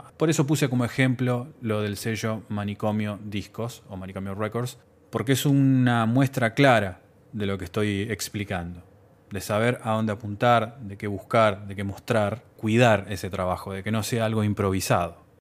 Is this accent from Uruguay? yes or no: yes; Uruguay; En mi país, Uruguay